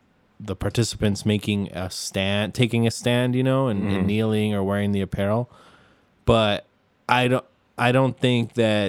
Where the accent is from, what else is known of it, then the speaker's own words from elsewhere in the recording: United States; Because we're American.